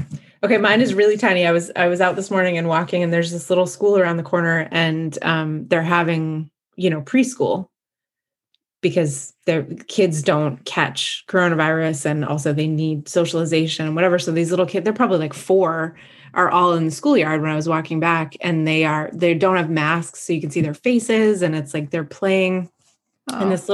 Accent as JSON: {"language": "English", "region": "Massachusetts", "country": "United States", "tie": "born or raised there", "said": "I grew up in Massachusetts"}